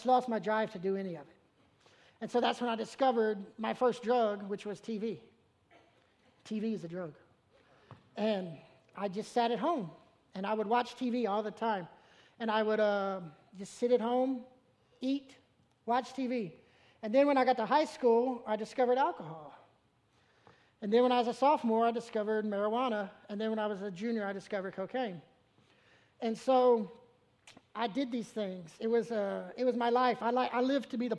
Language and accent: English; Memphis, Tennessee, United States; moved away; I'm from Memphis